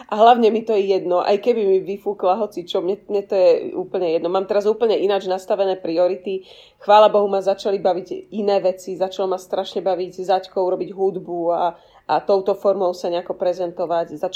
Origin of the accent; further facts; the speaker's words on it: Bratislava, Bratislava Region, Slovakia; moved away; Ja som vám to e, v tichosti ako Bratislavčanka závidela